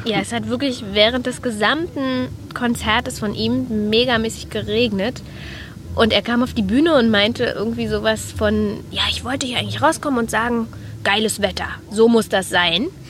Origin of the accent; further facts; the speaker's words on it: Berlin, Germany; wir kommen aus Berlin.